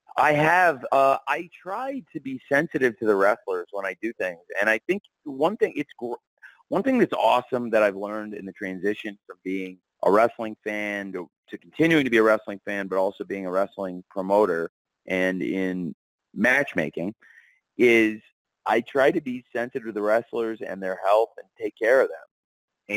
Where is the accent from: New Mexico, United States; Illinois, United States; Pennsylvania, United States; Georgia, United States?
Illinois, United States; I was born in Illinois, and it's a home to me